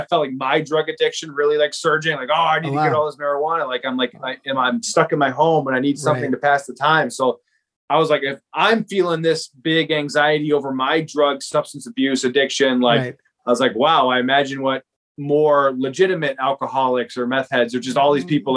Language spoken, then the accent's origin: English; Naperville, Illinois, United States; moved away as an adult; also born or lived in Fairfield, Iowa; now in Van Buren County, Iowa, United States; I grew up in Naperville, Illinois